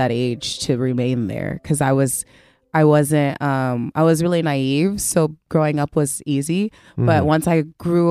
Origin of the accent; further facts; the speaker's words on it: Rialto, California, United States; I'm from California, a small city in Rialto. I grew up there.